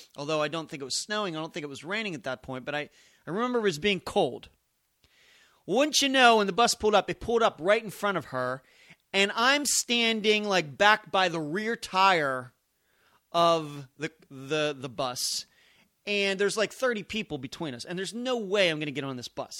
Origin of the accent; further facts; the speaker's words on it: Pennsylvania, United States; moved away as an adult; now in Las Vegas, United States; I'm from Pennsylvania